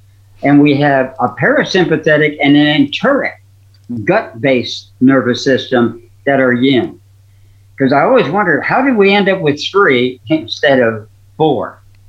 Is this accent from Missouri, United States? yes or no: yes; Missouri, United States; You know, I'm from Missouri. You got to show me.